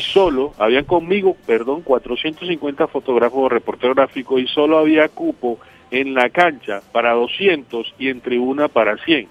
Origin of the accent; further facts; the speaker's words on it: Caribbean coast, Colombia; un costeño en Rusia